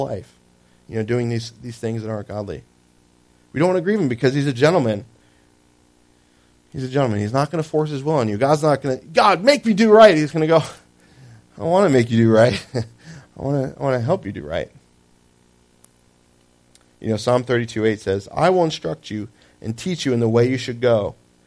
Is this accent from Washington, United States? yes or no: no; New Jersey, United States; I lived in Jersey. I was born in Jersey